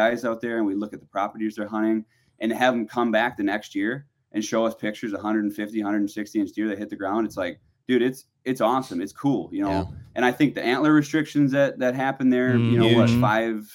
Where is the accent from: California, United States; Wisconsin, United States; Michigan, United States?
Wisconsin, United States; growing up in Wisconsin